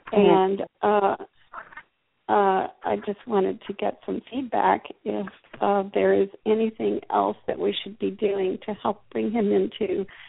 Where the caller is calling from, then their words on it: Germantown, Tennessee, United States; I'm calling from Germantown, Tennessee